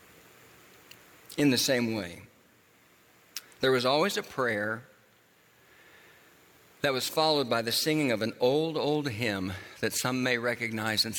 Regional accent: Tulsa, Oklahoma, United States; moved away; the church that I grew up in Tulsa, Oklahoma

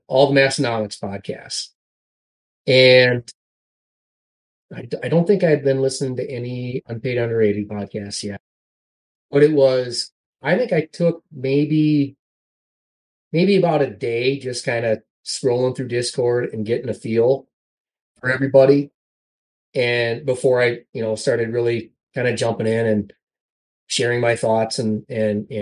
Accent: South Dakota, United States; growing up in South Dakota

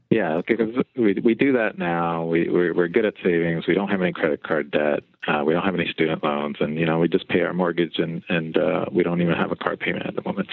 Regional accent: Philadelphia, Pennsylvania, United States; I actually grew up uh, on the outskirts of the ghetto, the top of the Broad Street line

